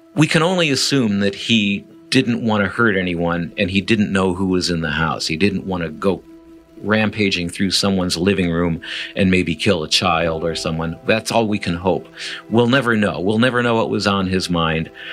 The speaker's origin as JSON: {"language": "English", "region": "Midwest", "country": "United States", "moved": "yes", "lives_now": "San Diego, United States", "said": "I'm from the Midwest"}